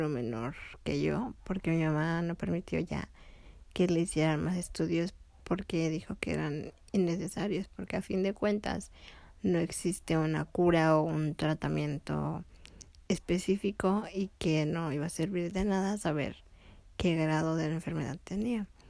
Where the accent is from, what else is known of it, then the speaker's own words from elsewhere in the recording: León, Guanajuato, Mexico; also born or lived in Tepic, Nayarit, Mexico; acá en León, donde vivíamos después de regresar de Tepic